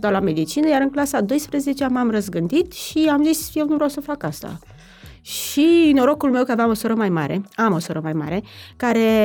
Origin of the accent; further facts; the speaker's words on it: Romania; now in Bucharest, Romania; eu nu sunt din București de fel, și aveam o prietenă care venea la bunici la țară, de acolo de unde sunt eu